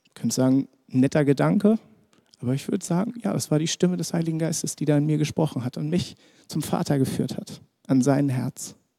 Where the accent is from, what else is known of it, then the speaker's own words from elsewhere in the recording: Germany; für uns als Deutsche